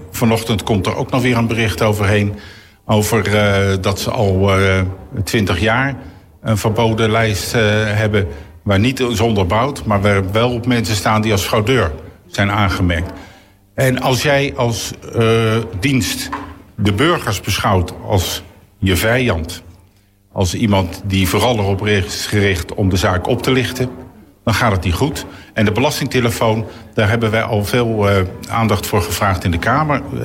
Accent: The Hague, South Holland, Netherlands; ik kom uit het Zuiderparkkwartier. Dat heette toen nog geen stadsdeel Eskamp, maar gewoon het Zuiderparkkwartier

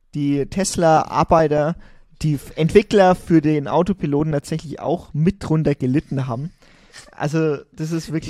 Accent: Germany; wir sind als Deutsche

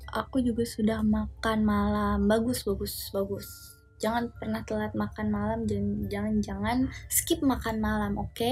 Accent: Guangdong, China; Indonesian is a second language; Halo, aku dari Guangdong.

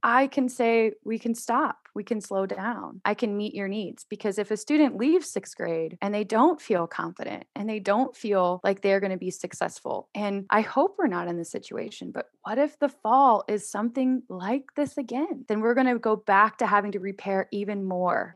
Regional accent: Houston, Texas, United States; also born or lived in Georgia; now in Austin, United States; I grew up in Houston. That's where I spent most of my time

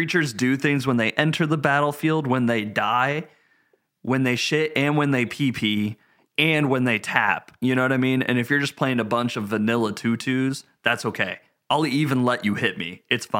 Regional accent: Tennessee, United States; We had a close encounter with a bear when I was growing up in Tennessee, like on vacation and stuff.

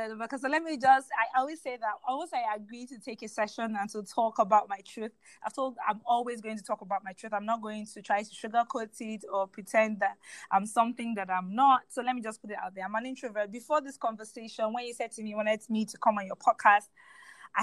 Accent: Nigeria; I'm very proud to take up space as a Nigerian

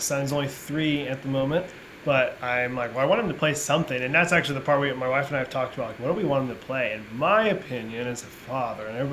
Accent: Alaska, United States; now in South Florida, United States; I grew up in Alaska and was homeschooled my whole life

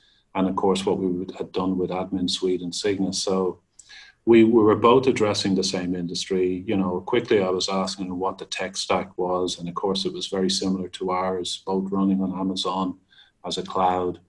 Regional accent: Ireland; being Irish

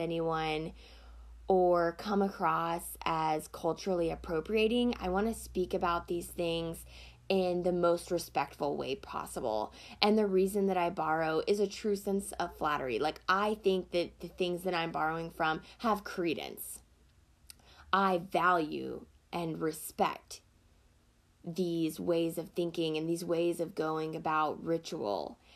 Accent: Deep South, United States; I grew up in a very Christian household in a very small town in the South. If you can't hear it in my voice, I am from the Deep South.

